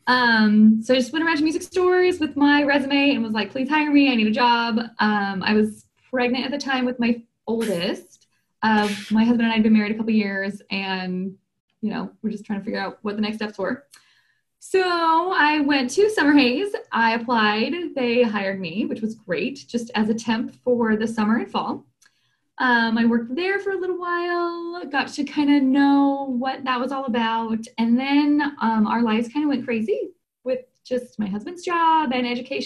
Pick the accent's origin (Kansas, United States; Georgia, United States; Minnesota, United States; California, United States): California, United States; Southern; I grew up in this area. So I'm from Southern California.